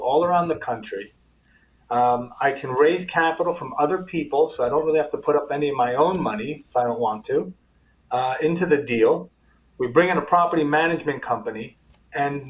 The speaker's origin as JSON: {"language": "English", "town": "New York City", "region": "New York", "country": "United States", "tie": "born or raised there", "also_born_or_lived": "Israel", "moved": "as an adult", "lives_now": "South Florida, United States", "said": "first generation American, born and raised in New York City"}